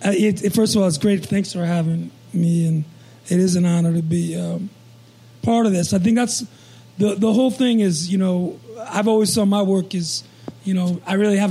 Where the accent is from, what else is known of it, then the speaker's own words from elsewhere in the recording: New York, United States; moved away; when I was growing up in New York in the, late 60s, 70s